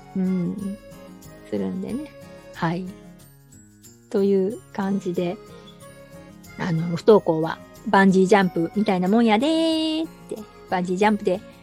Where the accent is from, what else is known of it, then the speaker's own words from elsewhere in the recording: Osaka, Japan; 私大阪なんですけど